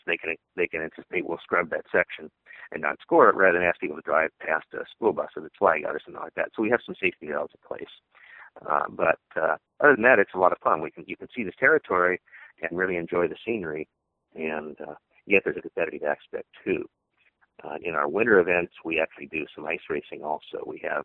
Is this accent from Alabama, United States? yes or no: no; Seattle, Washington, United States; I grew up in Seattle area